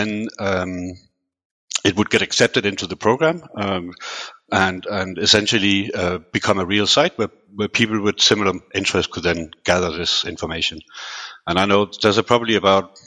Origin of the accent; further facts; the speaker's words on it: Denmark; also born or lived in United Kingdom; now in Switzerland; originally I was born and raised in Denmark